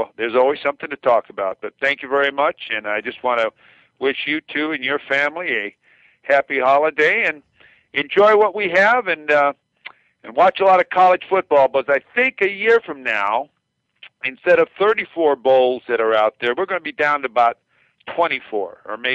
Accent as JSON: {"language": "English", "town": "Pasadena", "region": "California", "country": "United States", "tie": "born or raised there", "said": "I grew up in Pasadena"}